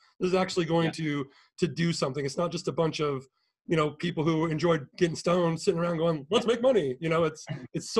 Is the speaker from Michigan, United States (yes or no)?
no; Seattle, Washington, United States; moved away; I'm from Seattle